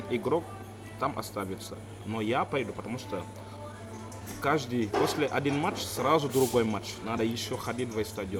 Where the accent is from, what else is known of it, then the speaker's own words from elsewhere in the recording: Senegal; Russian is a second language; now in Russia; я из Сенегала